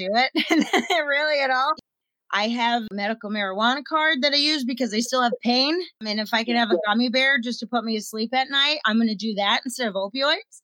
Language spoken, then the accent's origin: English; Pennsylvania, United States; I'm a nobody from Pennsylvania.